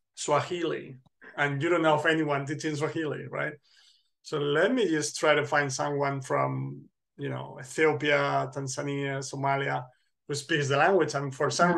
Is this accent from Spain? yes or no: yes; center north of Spain, Spain; moved away as an adult; now in Poland; my hometown hmm. which mm. is in the center north of spain